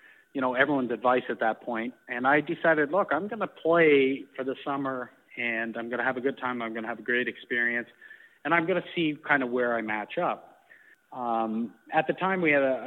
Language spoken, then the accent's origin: English; Peterborough, Ontario, Canada; moved away as an adult; also born or lived in Florida; the golf coach that I grew up with in Peterborough